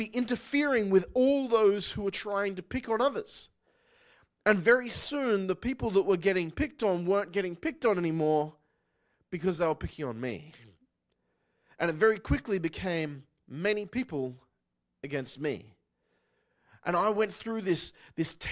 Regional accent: Newcastle, New South Wales, Australia; moved away; I grew up in Newcastle, Australia

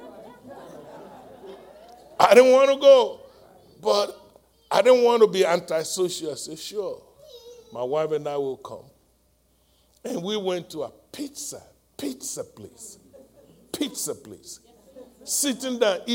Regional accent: Nigeria; moved away as an adult; I'm from Nigeria, West Africa

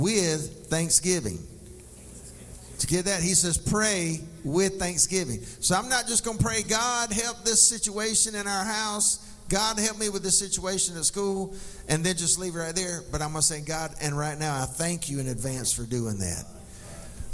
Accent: McColl, South Carolina, United States; I grew up in McCall

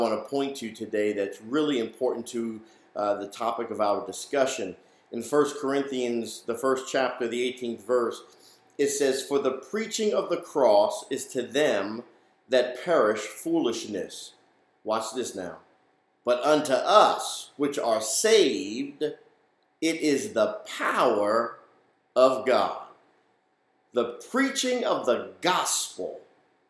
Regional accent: New York City, New York, United States; moved away; growing up in New York, going to church there in the Bronx

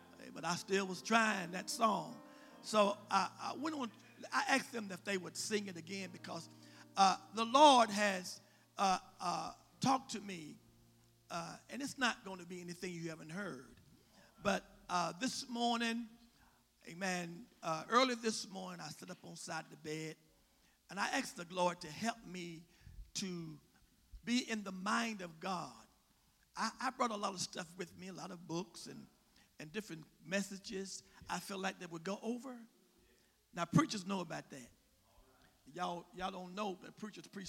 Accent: West Virginia, United States; I'm from West Virginia

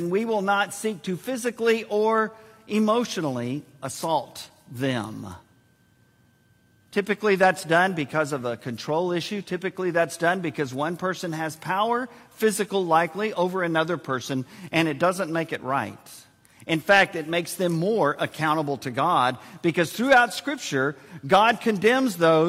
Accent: San Antonio, Texas, United States; Joyce and I were born and raised in San Antonio

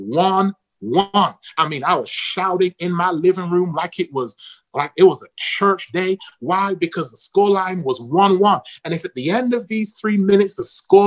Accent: Manchester, North West England, United Kingdom; moved away; I'm from Manchester, England

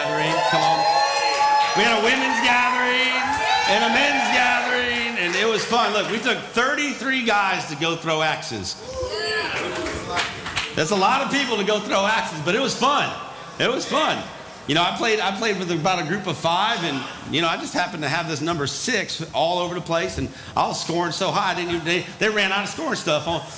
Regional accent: the North, United States; moved away; also born or lived in the South; I'm not originally from the South. I'm from the North, so I talk faster.

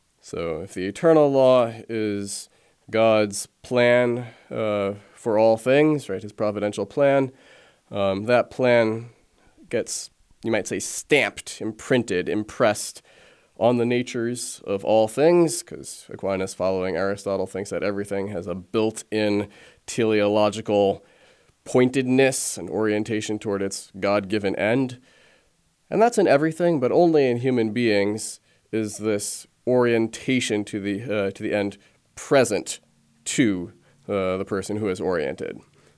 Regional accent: Italy; So I was born abroad in Italy. We went back there when I was two, stayed there while my dad was doing his first philosophy and then theology studies

